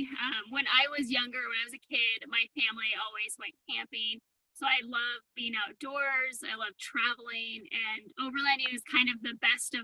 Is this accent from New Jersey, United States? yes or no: no; Reno, Nevada, United States; I grew up in Reno, Nevada